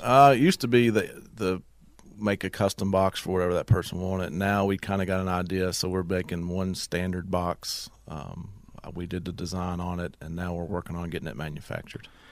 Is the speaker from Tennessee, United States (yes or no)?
no; Dublin, Virginia, United States; I'm from Dublin, Virginia. I was born and raised there.